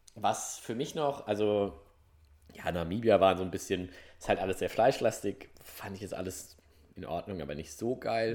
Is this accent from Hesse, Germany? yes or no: yes; Hesse, Germany; ich bin ja auch gebürtig der Hesse